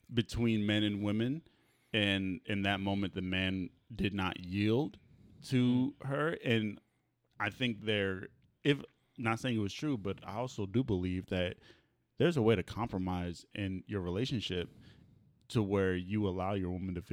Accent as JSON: {"language": "English", "country": "United States", "tie": "born or raised there", "said": "I was born in America. I'm black."}